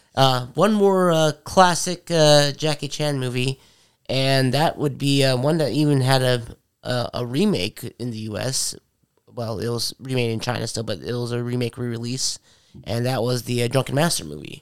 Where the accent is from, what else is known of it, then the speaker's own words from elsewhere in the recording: Philippines; moved away; my home country, the Philippines.